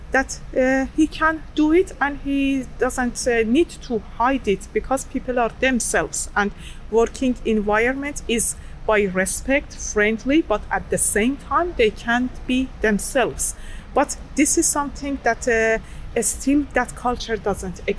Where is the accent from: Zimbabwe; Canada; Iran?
Iran; moved away as an adult; now in Norway; I moved to Norway 2011 as a student. I am from Iran.